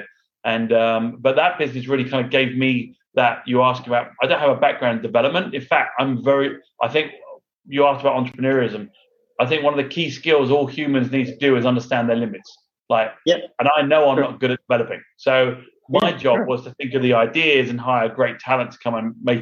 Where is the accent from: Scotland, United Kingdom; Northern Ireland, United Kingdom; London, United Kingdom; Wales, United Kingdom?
London, United Kingdom; moved away as an adult; also born or lived in Houston, United States; now in United States; I'm from London, England. So okay. I was born in England and moved